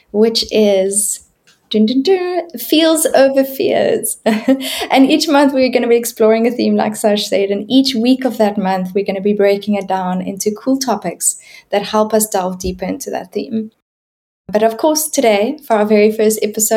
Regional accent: South Africa; moved away as an adult; now in France; I am South African

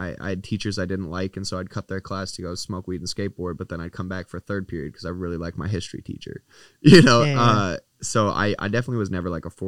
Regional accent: Canada; as a Canadian

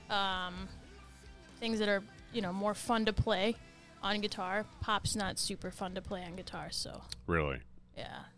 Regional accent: South Haven, Michigan, United States; South Haven, Michigan.

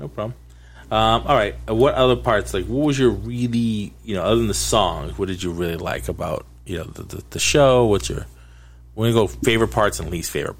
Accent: Boston, Massachusetts, United States; I'm from Boston, but not Boston proper. Like, I didn't grow up in South or anything like that, so I don't have a Boston accent, per se.

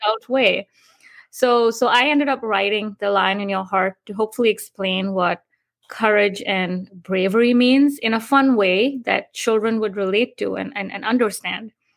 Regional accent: India; moved away as an adult; also born or lived in New York, United States; now in Florida, United States; I grew up in India and moved to New York in 2005 to pursue my higher education at Columbia University

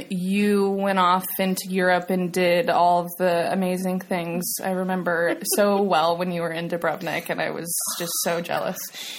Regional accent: Longmont, Colorado, United States; moved away as an adult; now in Birmingham, United Kingdom; I live in Birmingham. I almost said Alabama, too. Jeez, Birmingham, England. I'm originally from Longmont, Colorado, hence the complete lack of an accent.

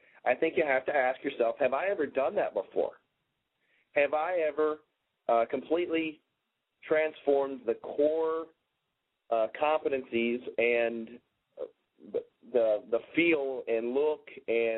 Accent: Minnesota, United States; That's my home state here

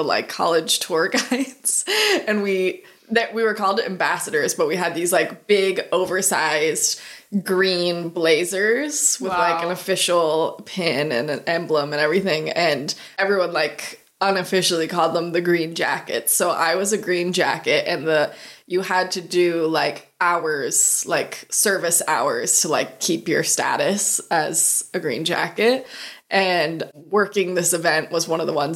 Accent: Erie, Pennsylvania, United States; moved away; it's in Erie, Pennsylvania, my hometown

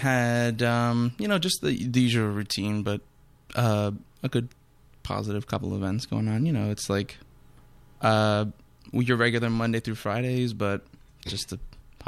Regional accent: Northern New Jersey, United States; I am from Northern New Jersey, sophomore here at St. Joe's.

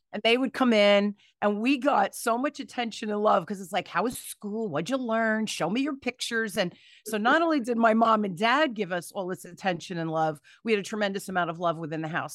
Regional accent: Newark, New Jersey, United States; I grew up in Newark, New Jersey, during the riots

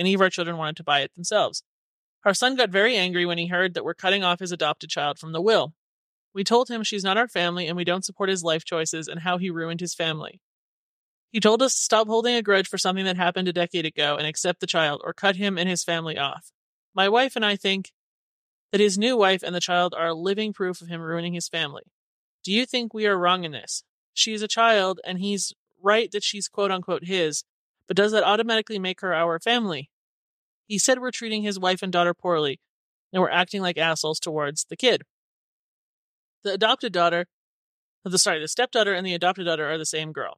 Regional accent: Canada; moved away as an adult; also born or lived in California; now in Country; I was Canadian

